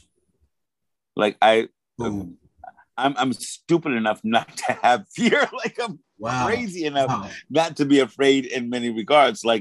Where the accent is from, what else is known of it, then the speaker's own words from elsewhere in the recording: New York City, New York, United States; my growing up in New York City in the early 90s